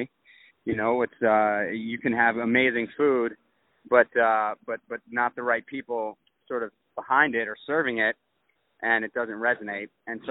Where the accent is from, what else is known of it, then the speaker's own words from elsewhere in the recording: New York City, New York, United States; when I was a kid, I grew up in Manhattan